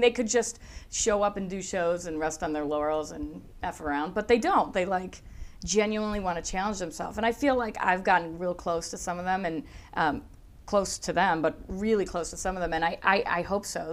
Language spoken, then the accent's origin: English; Buffalo, New York, United States; accent: Buffalo; moved away as an adult; also born or lived in Chicago; now in Los Angeles, United States; Buffalo, where I'm from, has a hard enough a accent